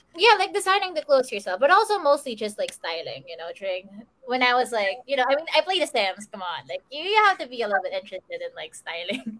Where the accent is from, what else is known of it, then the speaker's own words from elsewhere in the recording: Central Luzon, Philippines; I'm from Bulacan. I'm from the province. I'm not from Metro Manila.